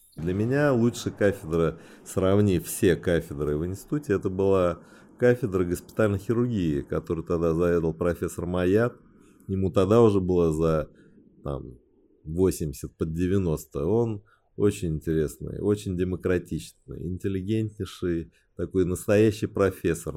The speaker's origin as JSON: {"language": "Russian", "region": "Beijing", "country": "China", "tie": "born or raised there", "first_language": "Chinese", "second_language": "Russian", "moved": "yes", "lives_now": "Moscow, Russia", "said": "Родился я в Пекине. Отец у меня геолог, китаец, мама тоже геолог, э, русская"}